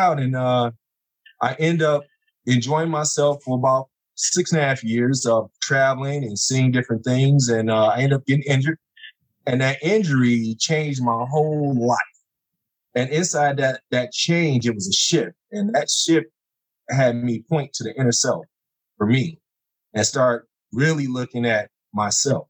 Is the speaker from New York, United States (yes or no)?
no; Detroit, Michigan, United States; now in Phoenix, United States; I'm from the Detroit area